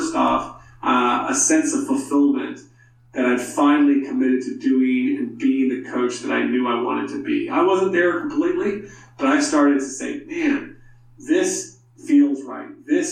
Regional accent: South Carolina, United States; growing up in South Carolina and then playing at the University of South Carolina as a walk-on.

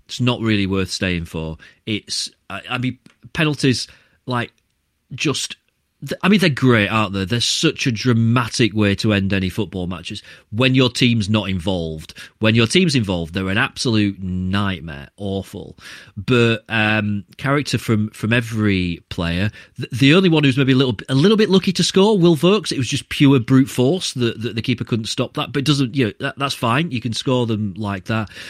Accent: Barnsley, Yorkshire and the Humber, United Kingdom; I was born in Barnsley. I grew up with Barnsley fans all the way around me

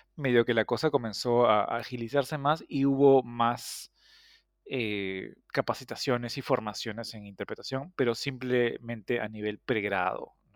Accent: Peru; moved away as an adult; also born or lived in United States / the Gulf; tanto Viviana como yo somos peruanos, entonces estudiamos interpretación en Perú

